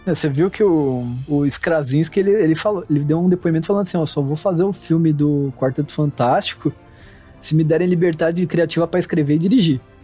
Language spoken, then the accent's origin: Portuguese; Brazil; como brasileiro